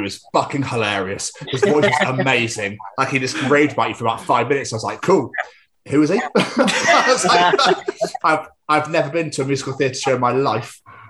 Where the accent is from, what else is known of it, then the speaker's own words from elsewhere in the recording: Scotland, United Kingdom; now in Cardiff, United Kingdom; I'm not Welsh, I'm Scottish, but still, I live in Cardiff